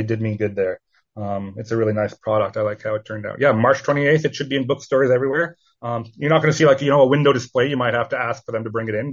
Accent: Edmonton, Alberta, Canada; Edmonton, which is where I'm from, my hometown

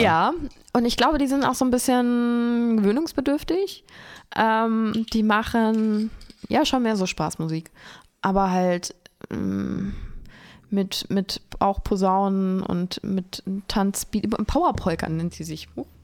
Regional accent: Lich, Hesse, Germany; mein Heimatort ist Lich. Das heißt, da, wo das Licher Bier herkommt

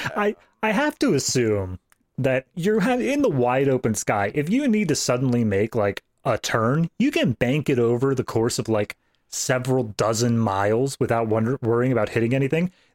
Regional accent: East Coast, United States; my home state, which is East Coast.

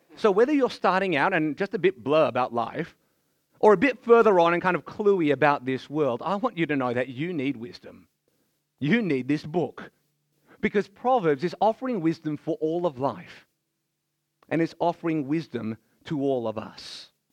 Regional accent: Melbourne, Victoria, Australia; I was born here in Australia

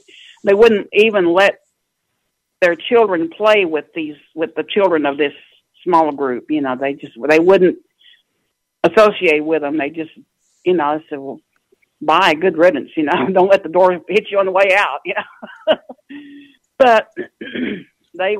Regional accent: North Little Rock, Arkansas, United States; I'm from North Little Rock, Arkansas

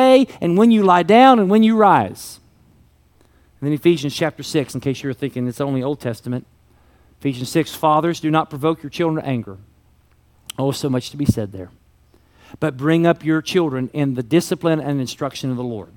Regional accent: Kentucky, United States; I was raised in Kentucky and we called them crayons.

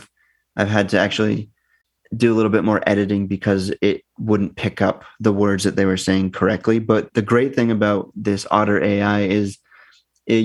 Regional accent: Northern New Hampshire, United States; moved away as an adult; now in United Kingdom; from where I grew up in Northern New Hampshire, our T's are D's.

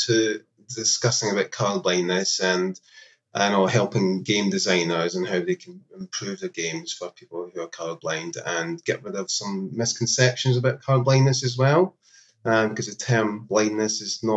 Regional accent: Scotland, United Kingdom; moved away; also born or lived in London; I was from Scotland originally

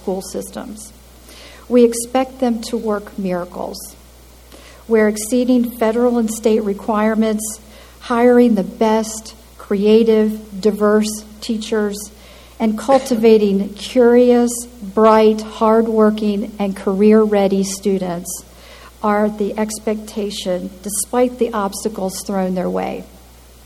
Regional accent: Maryland, United States; moved away; Maryland, my home state

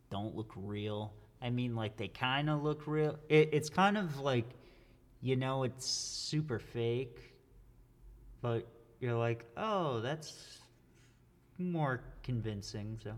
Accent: Massachusetts, United States; I'm from Massachusetts. I don't talk like that though. I know people who talk like that.

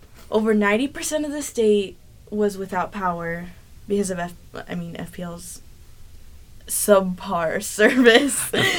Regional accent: Kansas City, Missouri, United States; I'm from Kansas City. I lived through no hurricanes.

